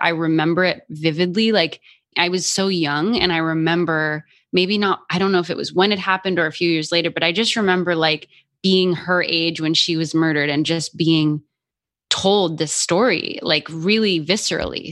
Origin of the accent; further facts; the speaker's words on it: Albuquerque, New Mexico, United States; moved away; also born or lived in Boston; I grew up in Albuquerque, New Mexico